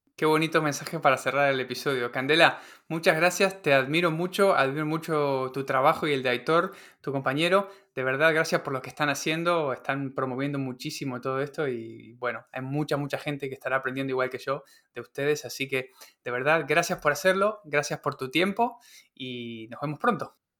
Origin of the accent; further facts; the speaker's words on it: Patagonia, Argentina; en la casa en la que me crié, en la Patagonia